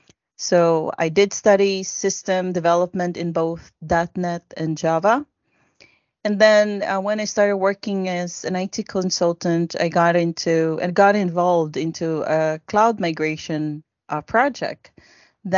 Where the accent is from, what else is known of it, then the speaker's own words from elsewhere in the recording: Sweden; I am from Sweden.